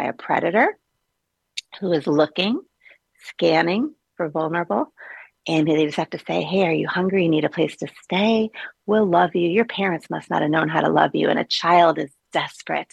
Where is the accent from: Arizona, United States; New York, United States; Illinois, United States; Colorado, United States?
Illinois, United States; Chicago; moved away as an adult; now in Florida, United States; I'm from Chicago